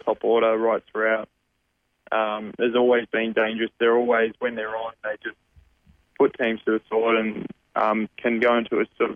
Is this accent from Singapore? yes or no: no; Australia; as an Australian